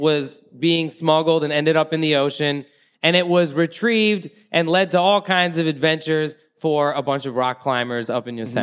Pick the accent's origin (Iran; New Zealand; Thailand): Thailand; moved away; I grew up in Thailand, right? I left before I smoked weed, but I returned when I was 19